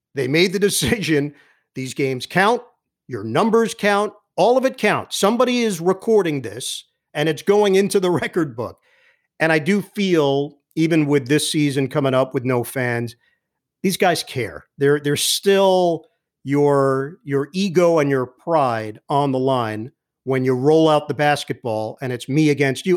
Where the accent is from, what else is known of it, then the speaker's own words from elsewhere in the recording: New York City, New York, United States; moved away as an adult; also born or lived in Upper East Side, Manhattan; now in New Jersey, United States; I'm originally from Queens